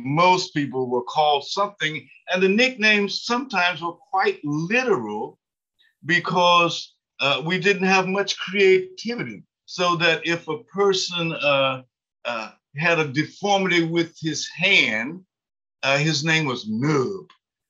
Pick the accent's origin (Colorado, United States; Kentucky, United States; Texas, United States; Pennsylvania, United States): Kentucky, United States; I'll say he was from my hometown in Harlan County